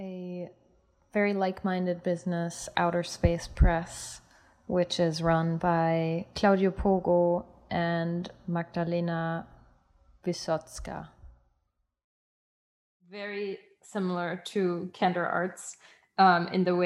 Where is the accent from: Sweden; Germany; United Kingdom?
Germany; Munich, Bavaria; moved away; also born or lived in Switzerland; we were in Munich, which is my hometown, as well as Berlin, which is to be our new hometown. And Switzerland, which is my place of birth.